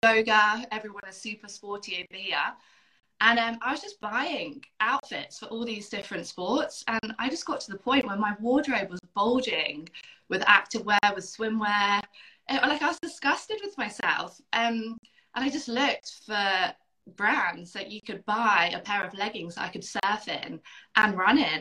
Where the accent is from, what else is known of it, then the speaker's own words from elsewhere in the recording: United Kingdom; moved away as an adult; now in Perth, Australia; I grew up on an island close to the sea